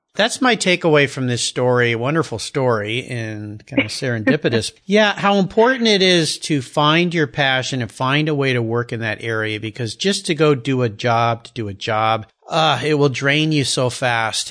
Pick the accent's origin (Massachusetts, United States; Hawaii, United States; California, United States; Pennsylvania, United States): California, United States; San Diego; I grew up down in San Diego